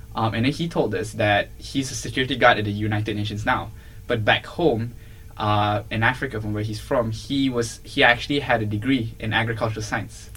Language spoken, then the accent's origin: English; Malaysia; moved away as an adult; also born or lived in Singapore; I'm originally from Malaysia.